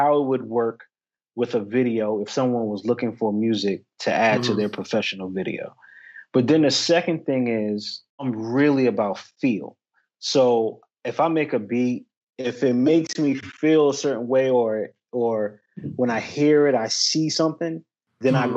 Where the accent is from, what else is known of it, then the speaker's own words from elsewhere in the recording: Peekskill, New York, United States; moved away as an adult; also born or lived in Edinboro, Pennsylvania; now in North Carolina, United States; I'm from Peekskill, New York.